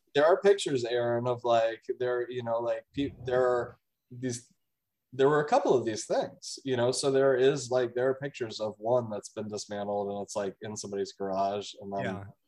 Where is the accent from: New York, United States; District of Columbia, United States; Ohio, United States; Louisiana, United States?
District of Columbia, United States; Washington; I'm from Washington D.C., so I grew up like seeing this thing in the gift shop at the Air and Space Museum.